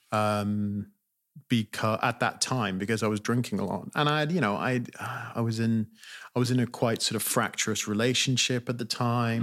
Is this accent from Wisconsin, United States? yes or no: no; California, United States; also born or lived in Britain; now in United Kingdom; I grew up in California